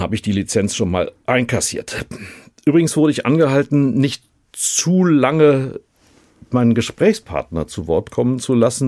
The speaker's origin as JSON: {"language": "German", "region": "North Rhine-Westphalia", "country": "Germany", "said": "Ich komme aus Nordrhein-Westfalen"}